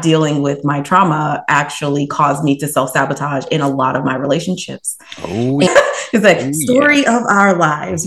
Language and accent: English; Columbus, Ohio, United States; now in Cleveland, United States; I grew up in Columbus, Ohio, and now I am located in Cleveland